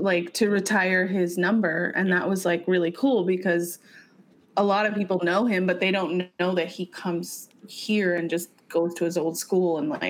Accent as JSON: {"language": "English", "town": "San Diego", "region": "California", "country": "United States", "said": "I'm from Paradise Hills"}